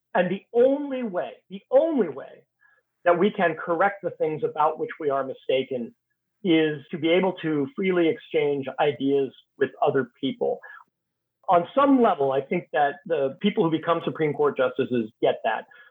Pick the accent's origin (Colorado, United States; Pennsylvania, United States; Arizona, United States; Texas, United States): Texas, United States; now in Washington, D.C., United States; my home state of Texas